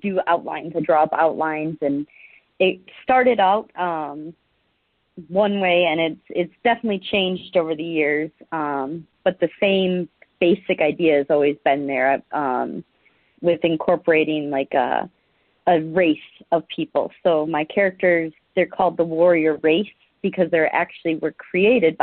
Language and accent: English; Milwaukee, Wisconsin, United States; moved away as an adult; I was born and raised in near Milwaukee, so I lived there most of my life until I joined the military